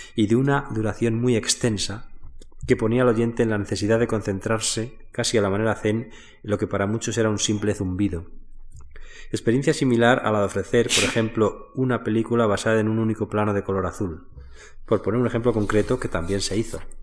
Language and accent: Spanish; Spain